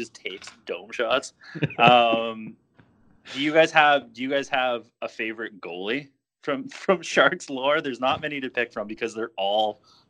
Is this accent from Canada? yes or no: yes; Canada; As the Canadian here